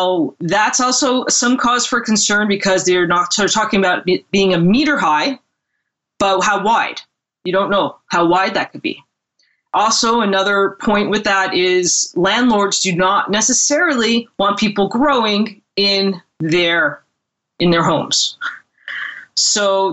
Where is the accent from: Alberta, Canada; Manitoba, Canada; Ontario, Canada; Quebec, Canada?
Ontario, Canada; also born or lived in California; now in British Columbia, Canada; I'm actually from Ontario. I'm in Ontario right now, but I'm living out in BC at the moment.